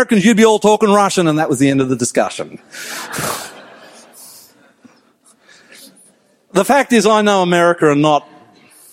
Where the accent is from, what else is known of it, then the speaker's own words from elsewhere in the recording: Australia; also born or lived in United States; I'm an Aussie